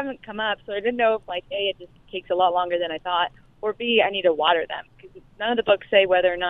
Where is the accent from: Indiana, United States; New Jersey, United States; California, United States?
Indiana, United States; Indianapolis; I'm actually from Indianapolis.